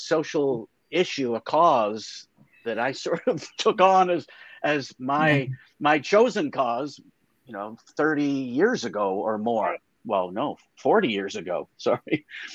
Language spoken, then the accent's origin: English; Canada; I am a Canadian. I've lived all of my 62 years, which I find hard even to enunciate out loud, but it's been that long, in Canada